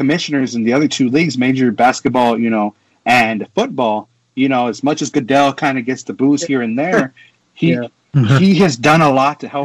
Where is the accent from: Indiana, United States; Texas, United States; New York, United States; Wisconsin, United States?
Texas, United States; I'm from Texas. Texas is all about high school football. It was it's a normal thing down here